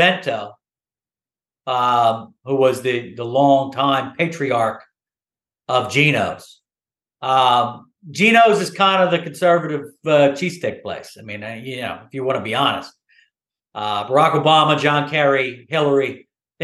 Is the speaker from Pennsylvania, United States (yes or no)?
yes; Philadelphia, Pennsylvania, United States; I'm a Philly guy